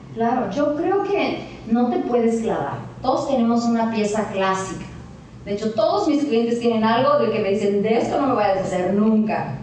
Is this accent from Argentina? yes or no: no; Mexico; now in Cabo San Lucas, Mexico; soy mexicana